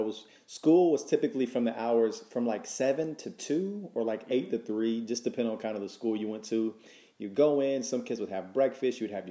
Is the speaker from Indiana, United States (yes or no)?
no; Chattanooga, Tennessee, United States; which is where I'm from as well